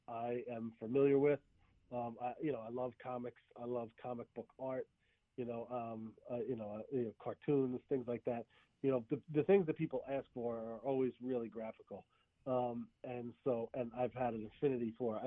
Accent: Bayonne, New Jersey, United States; I'm from Bayonne, New Jersey

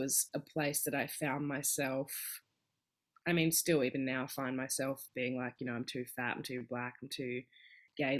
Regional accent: Perth, Western Australia, Australia; moved away as an adult; now in Melbourne, Australia; growing up in Perth

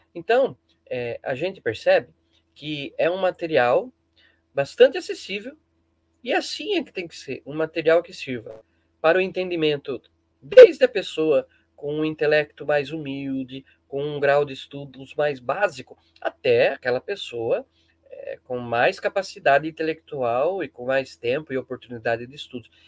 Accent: Brazil; como bom brasileiro

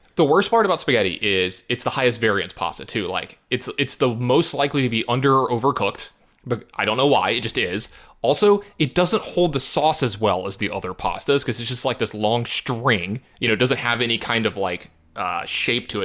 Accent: Louisiana, United States; I'm from Louisiana

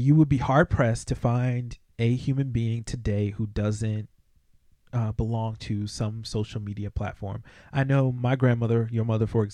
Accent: United States; us as American citizens

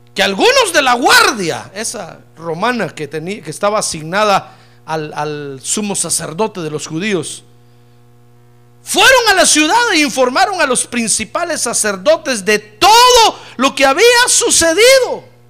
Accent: Guatemala; Yo soy de Guatemala

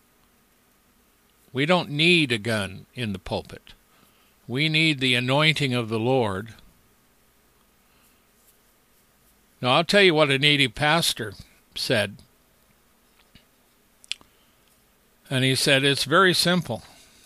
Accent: United States; we are American Christians

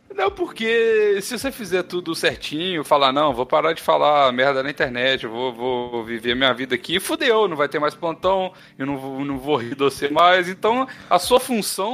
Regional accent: Brazil; now in France; quando eu falei brasileiro

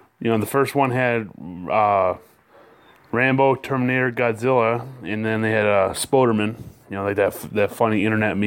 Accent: Muskegon, Michigan, United States; I'm from Muskegon, Michigan

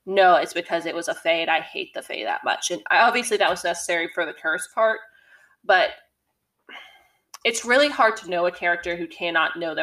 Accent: Tennessee, United States; I'm from Tennessee. I'm around hunting all the time

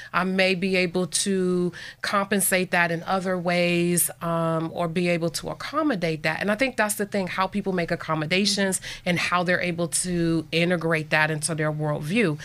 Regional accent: Buffalo, New York, United States; moved away as an adult; now in Erie, United States; I grew up in Buffalo, New York

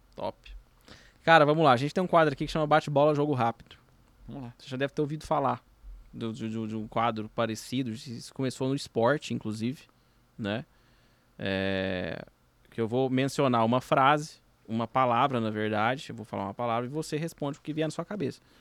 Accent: Minas Gerais, Brazil; eu sou mineiro

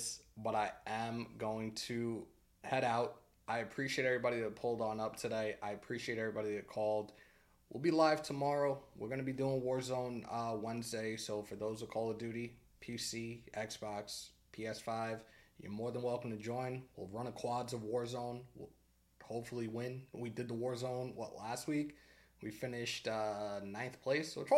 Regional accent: Northeast, United States; I'm from the Northeast

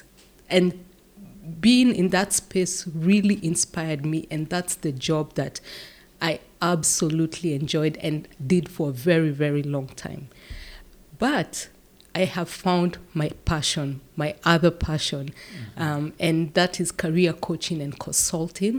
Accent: Kenya; moved away as an adult; now in Netherlands; I'm from Kenya. I have been living and working in the Netherlands for the last 15 years.

